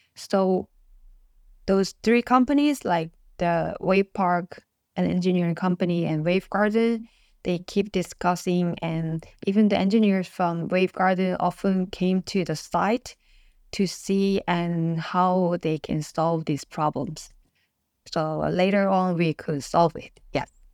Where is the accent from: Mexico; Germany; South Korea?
South Korea; first language Korean; English is a second language; Korean is my mother tongue languages and English